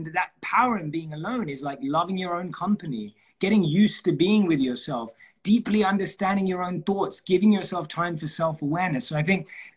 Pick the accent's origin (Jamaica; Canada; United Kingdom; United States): United Kingdom; London; I was born and raised in London.